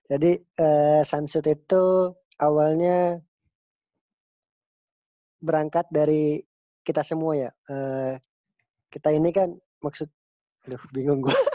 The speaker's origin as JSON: {"language": "Indonesian", "town": "Cirebon", "region": "West Java", "country": "Indonesia", "tie": "born or raised there", "also_born_or_lived": "Klaten", "said": "Ya, eh, perkenalkan nama aku … lahir di Klaten, besar di Cirebon, kuliah di Purwokerto."}